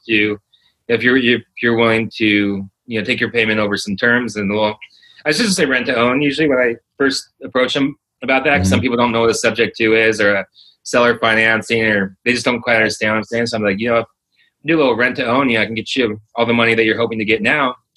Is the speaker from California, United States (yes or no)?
yes; Los Angeles, California, United States; moved away as an adult; also born or lived in Orlando; I was born and raised in Los Angeles, California